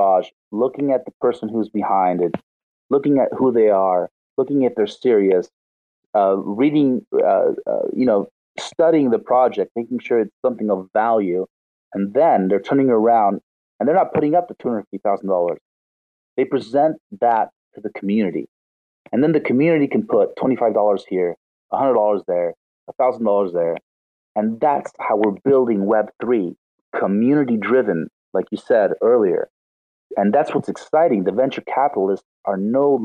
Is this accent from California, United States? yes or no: yes; Los Angeles, California, United States; moved away as an adult; now in Rosario, Argentina; I'm from Los Angeles